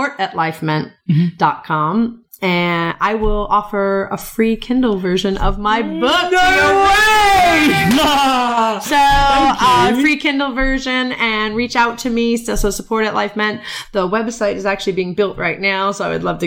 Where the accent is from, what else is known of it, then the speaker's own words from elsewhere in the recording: United States; moved away as an adult; also born or lived in Middle East; I'm American going to live in the Middle East, raised by CNN